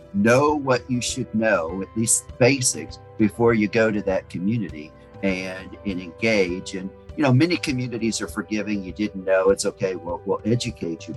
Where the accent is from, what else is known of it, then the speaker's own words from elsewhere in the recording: New Orleans, Louisiana, United States; now in Houston, United States; I was born and raised in New Orleans